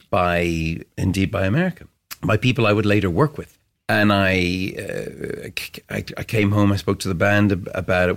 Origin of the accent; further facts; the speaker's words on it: Ireland; I grew up in Cedarwood Road